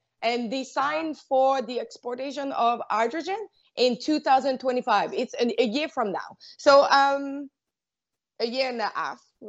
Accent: Quebec City, Quebec, Canada; now in Montreal, Canada; now I'm in Montreal, but I'm from Quebec City

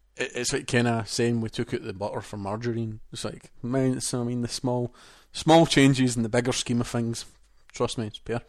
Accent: Scotland, United Kingdom; accent: Scottish; the translator didn't understand me because it was that Scottish, so the P R person had to translate my Scottish to them in English

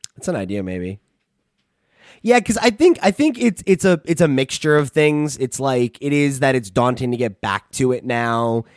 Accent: United States

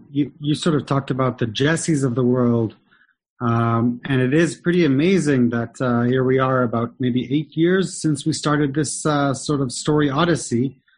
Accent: Tel Aviv, Tel Aviv District, Israel; I come from Tel Aviv. I love Tel Aviv. I'm a proud Tel Avivian.

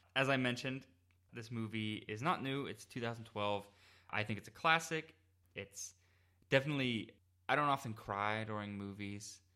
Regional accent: Pittsburgh, Pennsylvania, United States; I'm from Pittsburgh

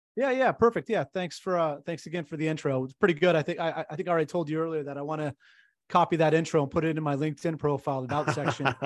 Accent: California, United States; I'm from California

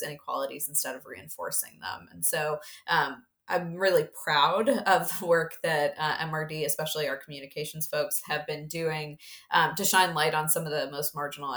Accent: Mississippi, United States; I grew up in Mississippi

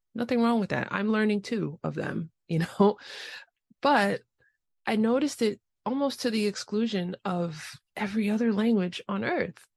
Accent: New York City, New York, United States; first language English; I grew up in the Bronx

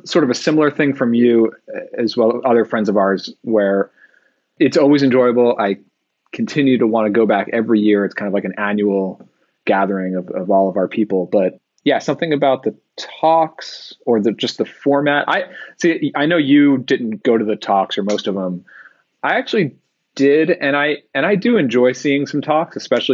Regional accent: New York, United States; we're from New York, and I think there's part of this personality of growing up in that area

